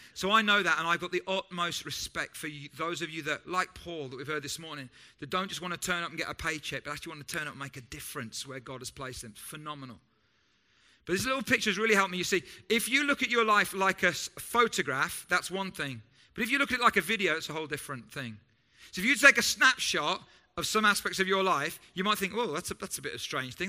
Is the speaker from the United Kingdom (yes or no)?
yes; United Kingdom; we know that we're British and we're different from other English speaking cultures